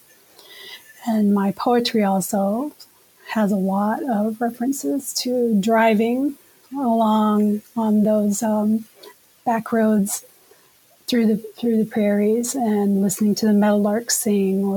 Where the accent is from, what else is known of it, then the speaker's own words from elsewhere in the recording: United States; moved away; also born or lived in Kansas / Oklahoma / Minnesota; I grew up in Kansas and Oklahoma